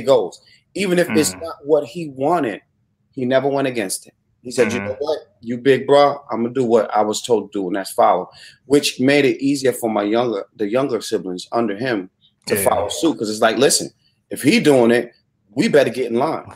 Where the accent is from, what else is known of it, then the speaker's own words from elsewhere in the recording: New York City, New York, United States; moved away as an adult; growing up in New York